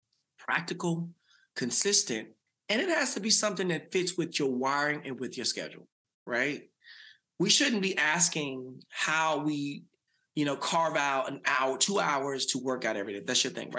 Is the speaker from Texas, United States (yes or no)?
yes; Dallas, Texas, United States; So I grew up in South Dallas, had a mother who had me at 17.